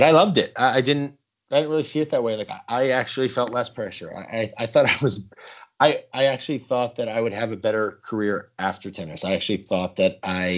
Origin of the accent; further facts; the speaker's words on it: East Coast, United States; I grew up playing on the East Coast